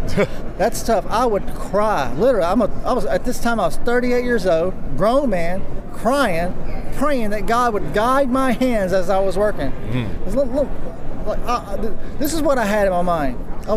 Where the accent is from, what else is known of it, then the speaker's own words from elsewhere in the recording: United States; I was raised in American poverty.